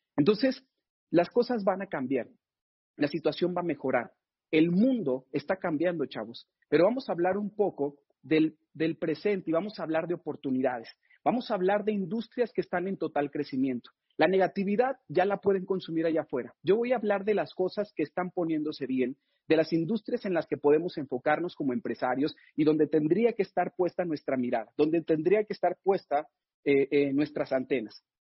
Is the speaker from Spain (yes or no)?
no; Mexico; estamos viviendo en México